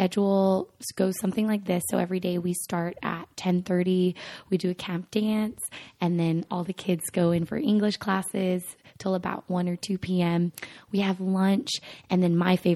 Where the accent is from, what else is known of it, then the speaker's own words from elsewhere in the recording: Monterey Park, California, United States; I am from Monterey Park, California, which is a suburb right outside of Los Angeles